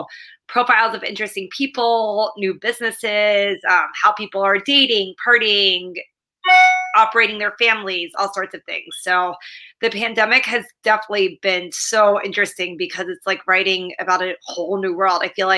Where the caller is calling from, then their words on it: New York City, New York, United States; Yeah, I'm calling from New York City, from the West Village, where I live.